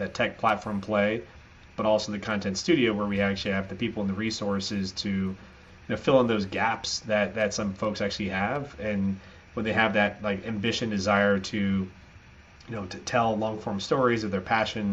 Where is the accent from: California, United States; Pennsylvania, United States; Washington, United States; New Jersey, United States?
California, United States; San Francisco; moved away as an adult; also born or lived in Singapore; I grew up in the San Francisco area, but started my career after college in Singapore